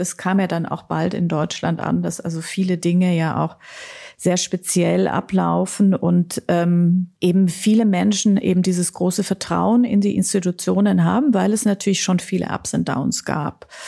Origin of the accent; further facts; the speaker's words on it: Austria; ich bin ja Österreicherin